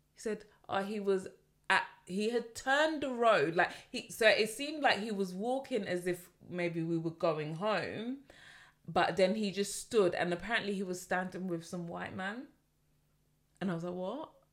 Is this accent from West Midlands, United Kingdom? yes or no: no; London, United Kingdom; as a Londoner